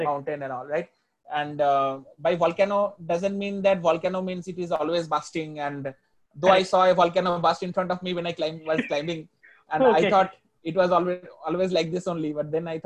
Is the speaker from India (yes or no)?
yes; India; being an Indian